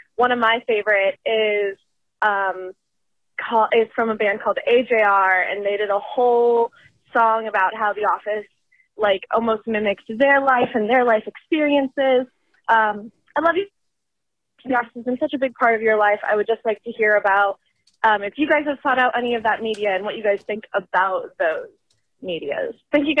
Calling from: Bowling Green, Kentucky, United States; I'm calling from Bowling Green, Kentucky.

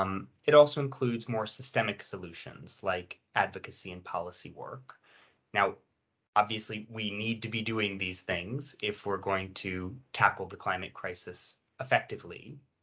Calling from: London, United Kingdom; I'm a little warm in this London heat wave, but I'm fine. I'm dialing in from London.

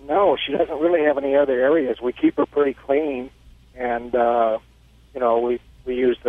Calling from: Missouri, United States

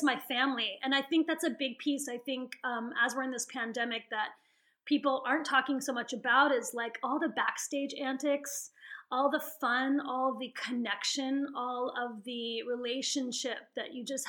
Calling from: Santa Barbara, California, United States; I'm calling from Santa Barbara, California.

